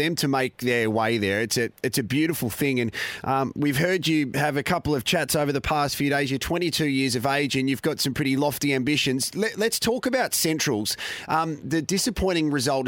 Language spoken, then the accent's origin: English; South Australia, Australia; here in South Australia